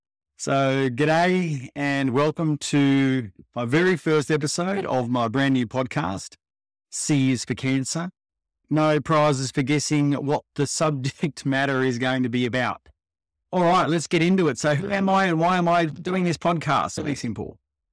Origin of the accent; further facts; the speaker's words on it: Melbourne, Victoria, Australia; also born or lived in Perth; now in Sydney, Australia; I grew up in Melbourne. I moved around a fair bit with kids, with dad's work. So I lived in Perth, back to Melbourne, moved to Sydney, and I've spent the predominantly majority of my time here in Sydney.